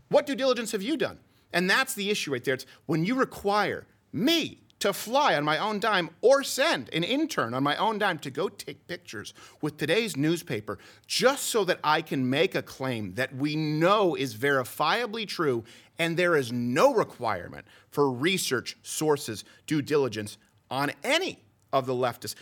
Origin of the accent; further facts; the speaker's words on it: Canada; now in United States; I'm French Canadian